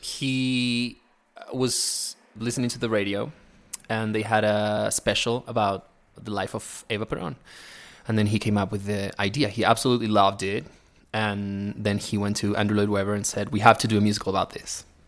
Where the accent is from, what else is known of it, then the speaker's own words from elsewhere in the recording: Neuquén, Argentina; English is a second language; moved away as an adult; also born or lived in United States; now in Mexico; so I was born in Neuquén. It's a small